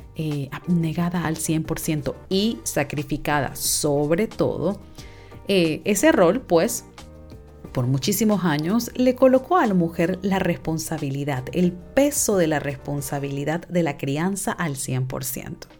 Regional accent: Panama; yo soy de Panamá

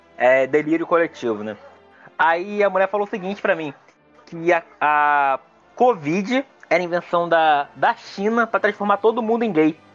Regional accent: Nova Iguaçu, Rio de Janeiro, Brazil; eu sou de Nova Iguaçu, né?

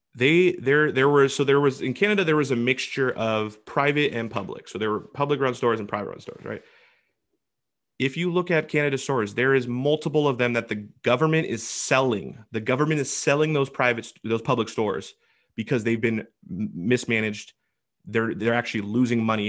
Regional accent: Washington, United States; my home state, Washington

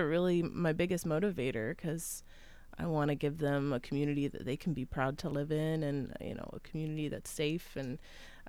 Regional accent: Wilmington, Ohio, United States; also born or lived in Athens, Ohio; I hail from Wilmington, Ohio, so about 2 hours west of here, cornfields, as far as the eye can see.

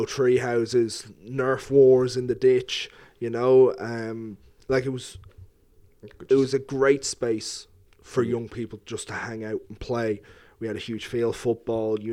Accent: Lucan, Leinster, Ireland; Long way from home. I'm from Lucan

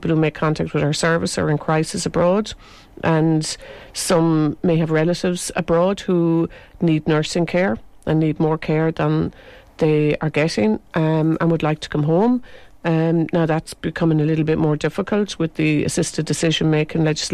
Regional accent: Ireland; accent: Irish; also born or lived in London; as an Irish person to open your mouth because your accent would be heard.

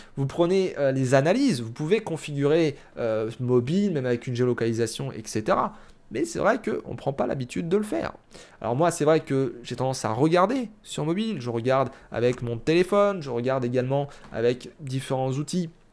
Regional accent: France; chez nous, en France

